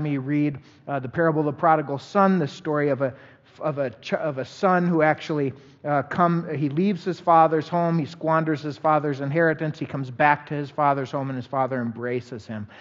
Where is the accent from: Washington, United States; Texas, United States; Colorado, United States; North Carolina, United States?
Colorado, United States; also born or lived in Virginia, Minnesota; I was born in Virginia, Minnesota. We moved to Colorado area when I was a young individual